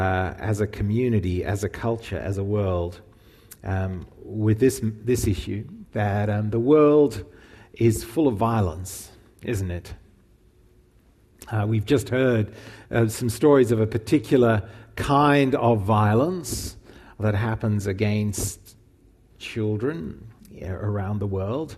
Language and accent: English; Zimbabwe; growing up in Rhodesia and then Zimbabwe